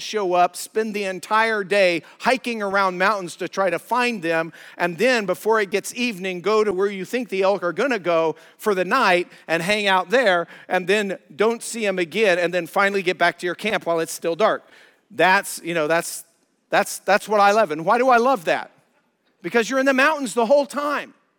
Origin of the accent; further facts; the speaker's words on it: Colorado, United States; moved away; I'm from Colorado, love the Rockies, love the mountains